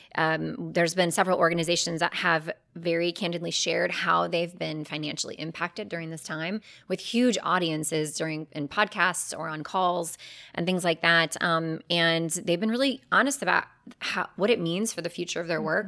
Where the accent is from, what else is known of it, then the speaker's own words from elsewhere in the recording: Cleveland, Ohio, United States; moved away as an adult; now in Charlotte, United States; my hometown of Cleveland